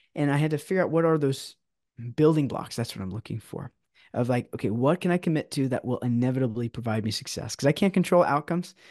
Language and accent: English; San Diego, California, United States; now in Orange County, United States; I'm actually originally from San Diego